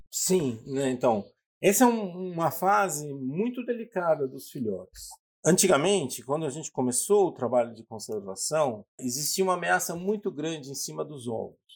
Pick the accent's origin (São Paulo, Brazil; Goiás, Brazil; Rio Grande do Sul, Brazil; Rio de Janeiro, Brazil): São Paulo, Brazil; E eu sou de São Paulo, minha família tinha uma casa em Ubatuba